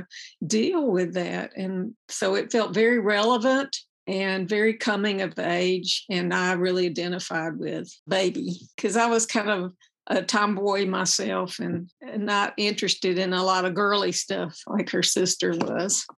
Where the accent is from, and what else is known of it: the South, United States; born or raised there; also born or lived in Birmingham, Alabama